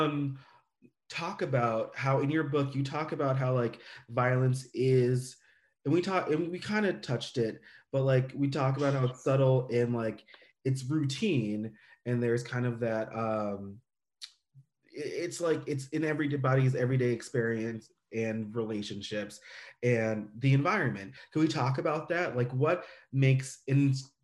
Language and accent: English; United States; an American, a USA American